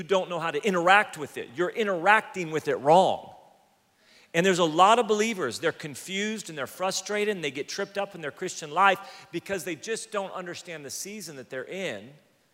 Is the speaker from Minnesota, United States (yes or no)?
no; California, United States; I'm from California